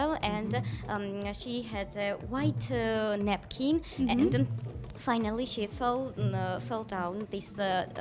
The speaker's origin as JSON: {"language": "English", "country": "Georgia", "said": "we are from Georgia"}